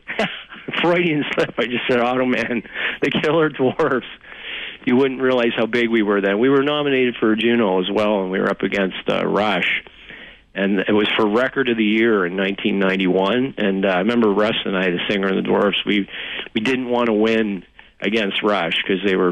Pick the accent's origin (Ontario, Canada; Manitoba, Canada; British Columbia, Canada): Ontario, Canada; Toronto; growing up in Toronto